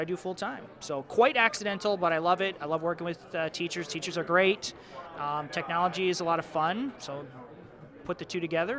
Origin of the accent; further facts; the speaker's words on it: Michigan, United States; I'm from Michigan, so I taught outside of Detroit.